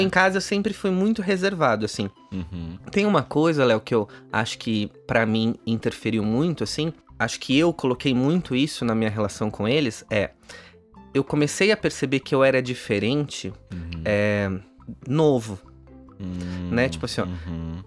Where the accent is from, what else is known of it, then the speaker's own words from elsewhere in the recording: São Paulo, Brazil; Eu nasci em São Paulo, uhum. apesar da minha família toda ser do Paraná